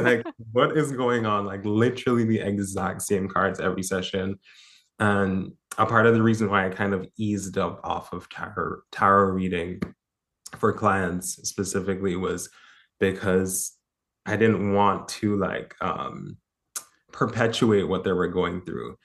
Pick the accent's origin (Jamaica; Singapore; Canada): Jamaica; I grew up in Jamaica